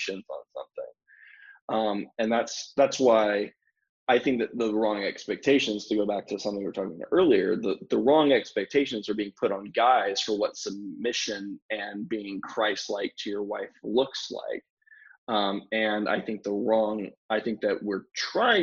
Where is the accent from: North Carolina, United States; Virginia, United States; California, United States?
North Carolina, United States; moved away; I'm from North Carolina originally